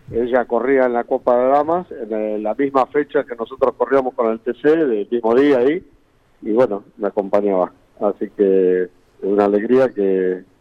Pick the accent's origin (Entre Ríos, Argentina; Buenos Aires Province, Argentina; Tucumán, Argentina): Buenos Aires Province, Argentina; Tres Arroyos; also born or lived in General Pico, Argentina; Eh, yo soy nativo de Tres Arroyos.